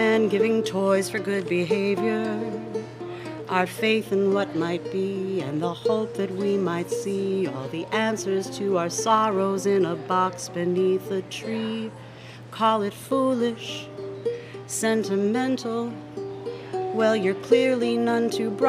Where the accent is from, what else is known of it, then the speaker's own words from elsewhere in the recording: New Jersey, United States; moved away; From my home state of New Jersey